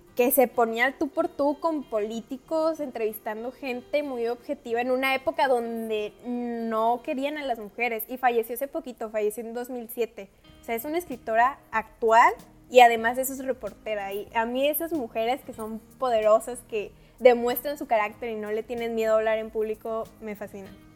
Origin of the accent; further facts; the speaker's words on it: Baja California, Mexico; soy baja californiana